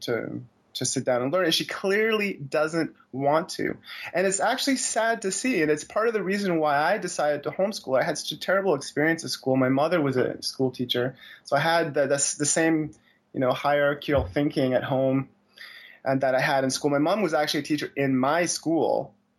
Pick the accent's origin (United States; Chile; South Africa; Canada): Canada; Montreal, Quebec; I'm from Montreal, so both my wife and daughter are more or less French